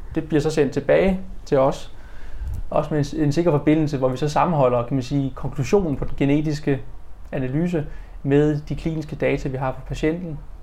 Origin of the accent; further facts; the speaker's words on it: Denmark